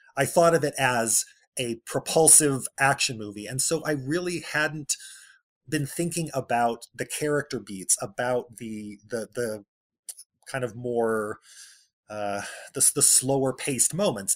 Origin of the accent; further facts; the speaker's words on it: Bakersfield, California, United States; I grew up in Central California, in Bakersfield, California